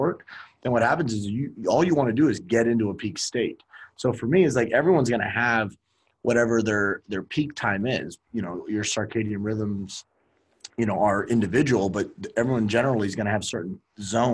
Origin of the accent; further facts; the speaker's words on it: Miami, Florida, United States; moved away; I'm originally from Miami